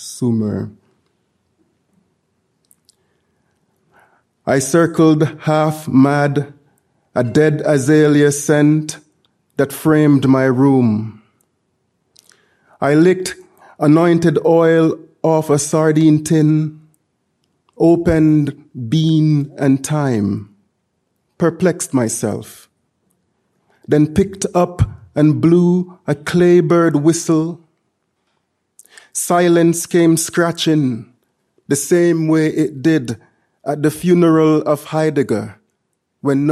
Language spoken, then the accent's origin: English; Jamaica; moved away; growing up in Jamaica